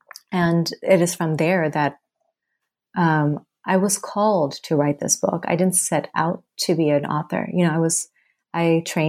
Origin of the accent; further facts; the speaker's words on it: Thailand; moved away as an adult; also born or lived in Bangladesh; now in United States; Well, so I'm from Bangladesh and I was born there and I was raised in Thailand. And then I immigrated to the States when I was 18.